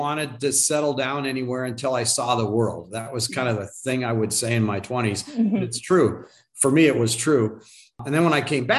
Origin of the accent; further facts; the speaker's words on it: Phoenix, Arizona, United States; also born or lived in Tucson, Arizona; I'm a native Arizonan. So I was born in Tucson in the 60s. We moved up to Phoenix when I was in like fifth grade, and lived here ever since